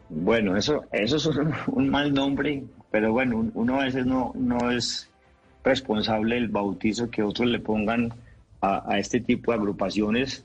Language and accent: Spanish; Antioquia, Colombia; Yo soy antioqueño